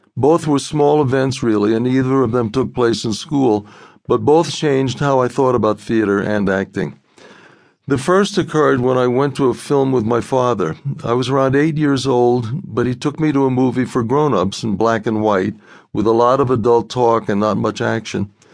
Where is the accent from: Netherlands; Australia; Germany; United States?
United States; New York City, New York; grew up in Brooklyn